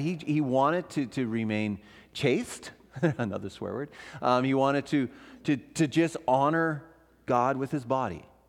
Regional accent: Ontario, Canada; moved away as an adult; also born or lived in Vancouver; I'm from Ontario o-, originally

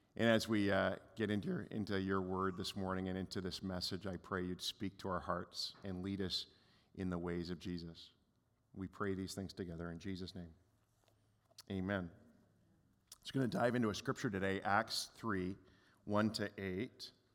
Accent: Canada; we're Canadian

